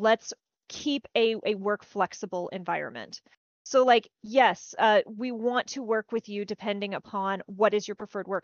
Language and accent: English; small-town Texas, United States; accent: Southern; I grew up in small-town Texas